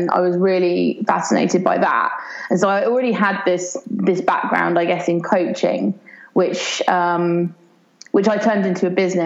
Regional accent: Brighton, South East England, United Kingdom; my hometown of Brighton in the UK

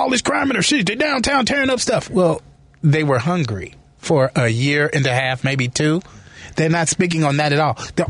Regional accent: Chicago, Illinois, United States; I'm from the South Side. I'm from Inglewood. It used to be a really, really, really Irish neighborhood.

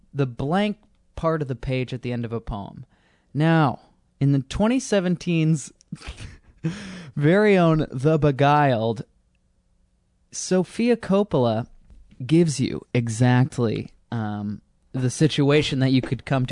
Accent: United States; it is my country. And I am American

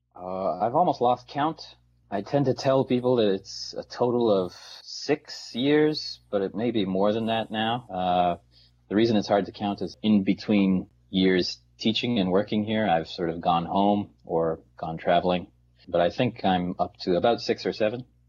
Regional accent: Newfoundland and Labrador, Canada; also born or lived in Montreal; now in South Korea; Newfoundland, uh, which is where I'm from

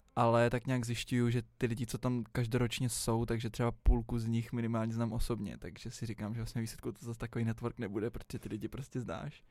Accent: Prague, Czechia; jsem vždycky celý život žil v Praze

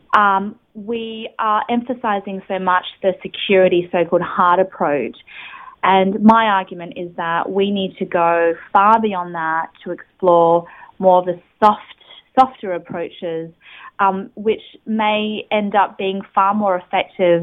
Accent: Australia; a young person growing up in Australia

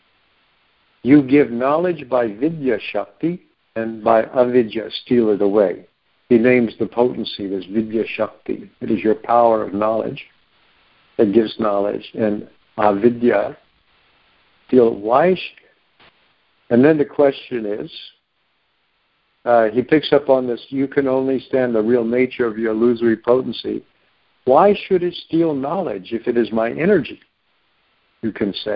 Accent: United States; also born or lived in Oklahoma; I grew up in Texas and Oklahoma a lot

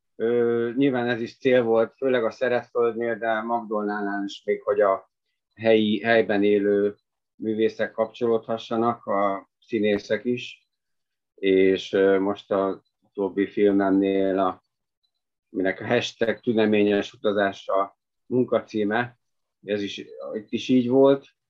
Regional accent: Budapest, Hungary; moved away as an adult; now in Bánd, Hungary; Én tényleg budapesti vagyok, és tíz, hát valamivel több mint tíz évvel ezelőtt költöztem Bándra

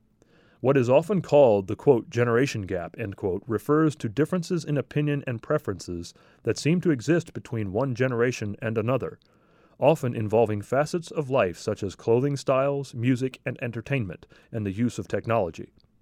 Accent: Toronto, Ontario, Canada; Growing up in Toronto in the late 1950s, I remember most youth showing the elderly respect.

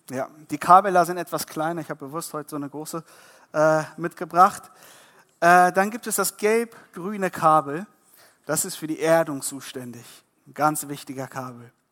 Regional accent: Iran; born there; Ihr müsst verstehen, ich bin gebürtiger Iraner.

